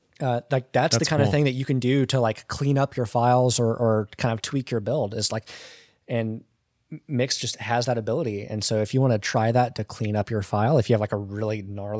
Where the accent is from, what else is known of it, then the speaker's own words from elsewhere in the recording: Georgia, United States; Okay. I'm from Georgia.